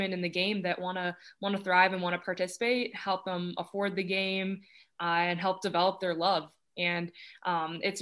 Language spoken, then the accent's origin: English; Toronto, Ontario, Canada; moved away; I'm excited to take that back to my hometown